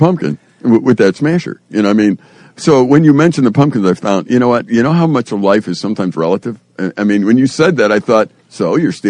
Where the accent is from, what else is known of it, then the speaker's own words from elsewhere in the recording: Chicago, Illinois, United States; I grew up in Chicago